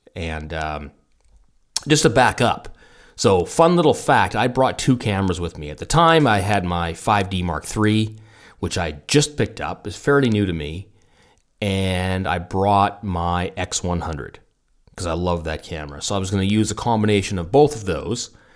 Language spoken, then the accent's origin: English; near Fort Langley, British Columbia, Canada; moved away; also born or lived in Munich; Fort Langley, British Columbia, so cu, somewhere near my hometown